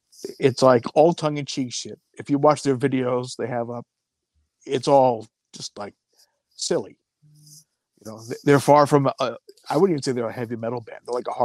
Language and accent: English; Buffalo, New York, United States; I don't think anybody ever asked why I was from Buffalo. They just asked me if I was from Buffalo.